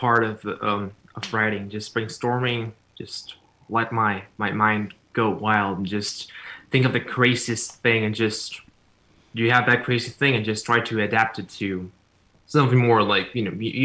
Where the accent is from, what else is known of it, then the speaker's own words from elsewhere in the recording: Cancún, Quintana Roo, Mexico; English is a second language; now in United States; I was born in Cancun, Mexico